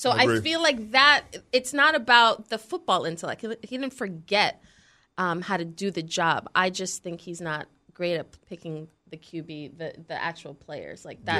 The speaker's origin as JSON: {"language": "English", "town": "New York City", "region": "New York", "country": "United States", "tie": "born or raised there", "said": "And I know I'm from New York City. I'm from Brooklyn. I went to school in Greenwich Village, Soho, when I was in middle school."}